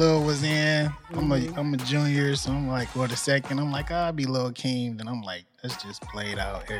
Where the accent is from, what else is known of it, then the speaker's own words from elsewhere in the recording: Detroit, Michigan, United States; also born or lived in Southfield, Michigan; I'm from Detroit.